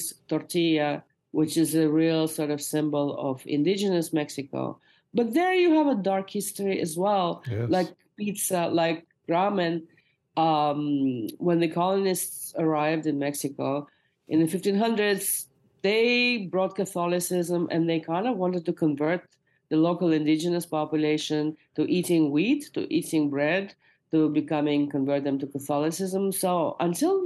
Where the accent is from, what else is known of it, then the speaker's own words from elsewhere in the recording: Moscow, Russia; now in United States; my mother has just made a big pot of borscht for me, which is a beet soup that I grew up eating in Moscow